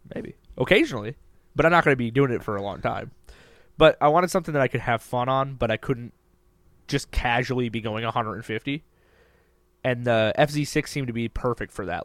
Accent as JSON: {"language": "English", "region": "Minnesota", "country": "United States"}